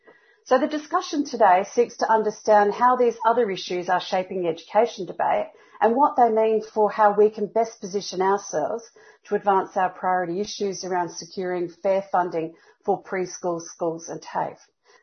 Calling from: Adelaide, South Australia, Australia; I'm joining you from Kaurna country here in the beautiful Adelaide Plains

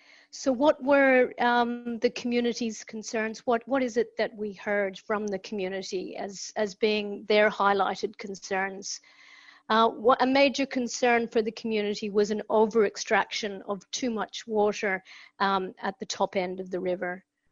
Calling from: Tasmania, Australia; I'm calling in from Palawa country, acknowledgement to elders past, present, and emerging.

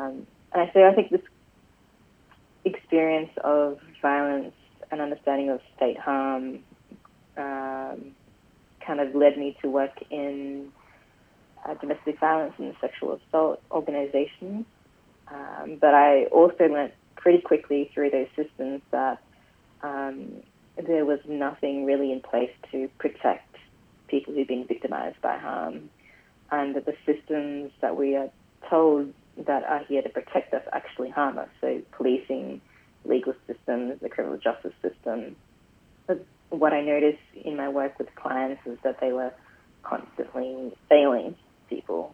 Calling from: Brisbane, Queensland, Australia; I'm calling in from, well, my office at the moment in Paddington. But yeah, I live and work on Yagara and Turrbal country.

